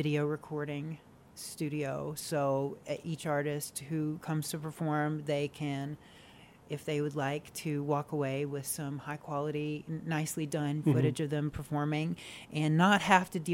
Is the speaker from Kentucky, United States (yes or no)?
yes; Appalachian Mountains, southeast Kentucky, United States; also born or lived in Big Stone Gap, Virginia; I was raised in the southeast Appalachian Mountains of Kentucky